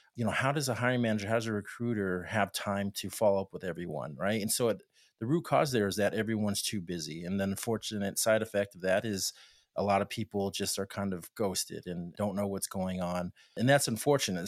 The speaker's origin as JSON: {"language": "English", "town": "El Paso", "region": "Texas", "country": "United States", "said": "I'm from Opasso, Texas"}